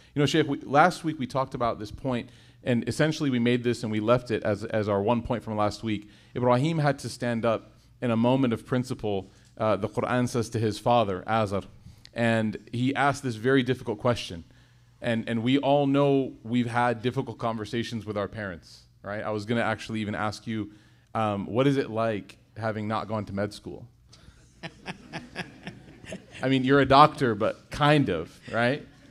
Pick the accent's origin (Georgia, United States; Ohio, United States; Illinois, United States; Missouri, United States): Illinois, United States; Chicago; I was born and raised in Chicago